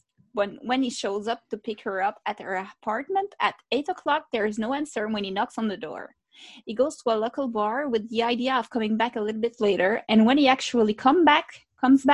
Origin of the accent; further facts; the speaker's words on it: Gaspésie, Quebec, Canada; accent: Gaspésian; English is a second language; My Gaspésian accent is coming back in English